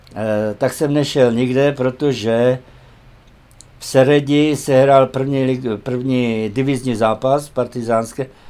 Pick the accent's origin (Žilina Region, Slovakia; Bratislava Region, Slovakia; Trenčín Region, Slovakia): Trenčín Region, Slovakia; Horné Motešice; moved away; also born or lived in Malé Chlievany; Já jsem se narodil v Horních Motěšicích